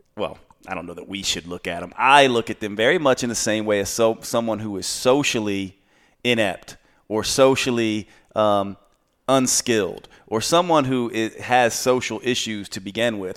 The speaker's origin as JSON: {"language": "English", "region": "the South", "country": "United States", "tie": "born or raised there", "said": "Growing up in the South"}